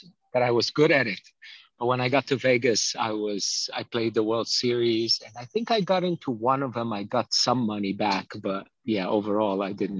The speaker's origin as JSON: {"language": "English", "region": "Dubai", "country": "United Arab Emirates", "tie": "born or raised there", "moved": "as an adult", "said": "Well, I grew up in Dubai. I went there when I was about 14 with my family, and I stayed till about the age of 31."}